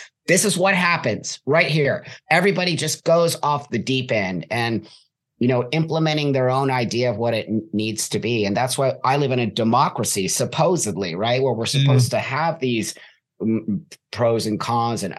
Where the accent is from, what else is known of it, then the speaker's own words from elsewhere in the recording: California, United States; I was born and raised in California